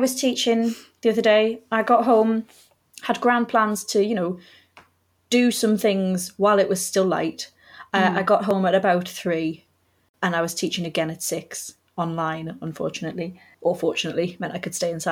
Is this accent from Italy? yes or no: no; United Kingdom; being British